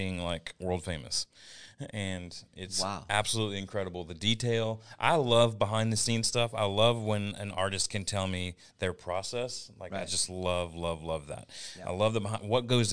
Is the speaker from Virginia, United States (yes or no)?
yes; Virginia, United States; I have a tattoo of my home state, Virginia, right here.